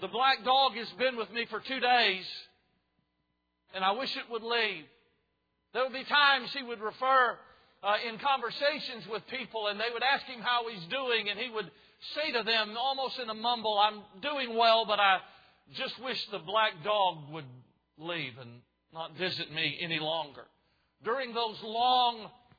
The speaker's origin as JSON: {"language": "English", "town": "Savannah", "region": "Georgia", "country": "United States", "tie": "born or raised there", "moved": "as an adult", "lives_now": "Idaho, United States", "said": "I grew up in Savannah, Georgia, which is a historic town"}